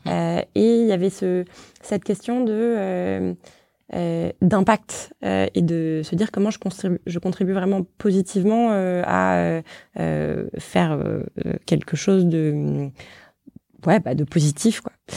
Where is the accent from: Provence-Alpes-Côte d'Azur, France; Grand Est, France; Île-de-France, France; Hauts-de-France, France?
Île-de-France, France; Paris; je suis née, j'ai grandi à Paris